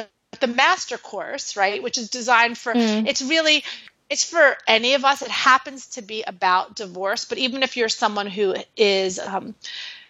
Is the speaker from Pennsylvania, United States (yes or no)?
no; New York City, New York, United States; I'm originally from New York City.